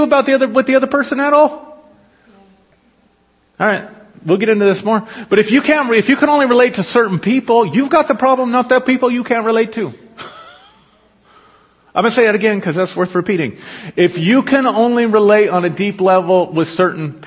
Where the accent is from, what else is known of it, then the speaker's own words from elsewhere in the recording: United States; I was raised in a Christian nation